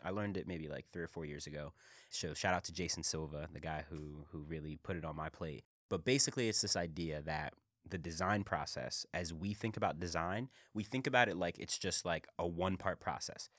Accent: Philadelphia, Pennsylvania, United States; I'm from Philly.

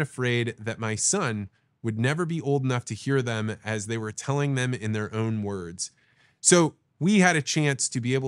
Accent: Illinois, United States; I grew up in Central Illinois, so there wasn't going to be a lot of astrology in Central Illinois.

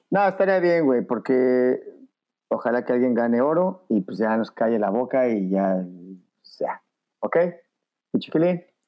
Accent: Mexico; somos mexicanos

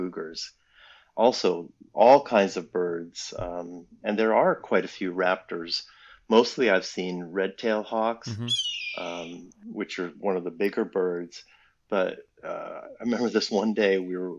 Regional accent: New England, United States; born up in New England and grew up on a 400-acre dairy farm

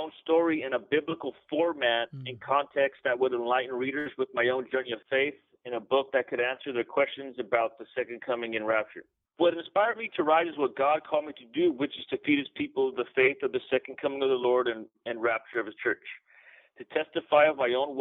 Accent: San Bernardino, California, United States; I'm from San Bernardino, California. I was born in California.

